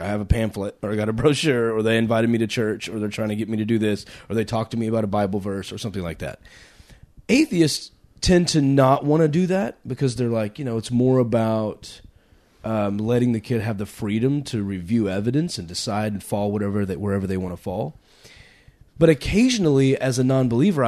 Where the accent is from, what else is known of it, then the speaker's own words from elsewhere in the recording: Texas, United States; I grew up in Texas